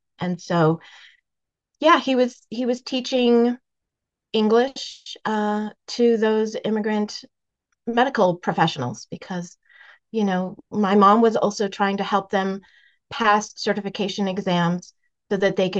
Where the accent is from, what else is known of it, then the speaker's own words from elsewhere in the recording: Massachusetts, United States; My parents were immigrants. They came to the United States in the late 1960s, and I was born here in Massachusetts